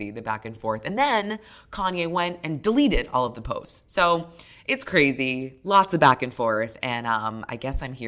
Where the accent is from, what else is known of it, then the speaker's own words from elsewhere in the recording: New Hampshire, United States; moved away; I'm originally from New Hampshire. I knew about Ailey growing up.